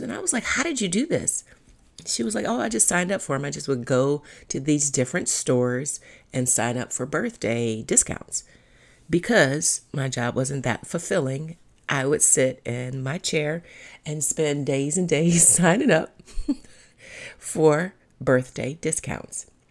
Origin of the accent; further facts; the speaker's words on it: Cleveland, Ohio, United States; I'm from Cleveland. We say pop, not soda.